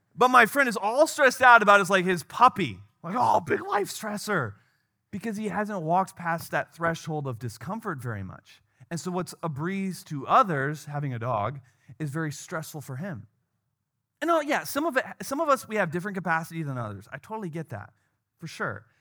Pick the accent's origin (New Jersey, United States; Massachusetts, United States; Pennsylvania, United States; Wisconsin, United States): Wisconsin, United States; now in Chicago, United States; where I grew up in Wisconsin